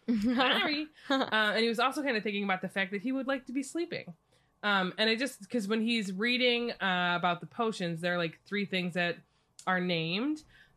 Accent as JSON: {"language": "English", "country": "United States", "said": "I'm American."}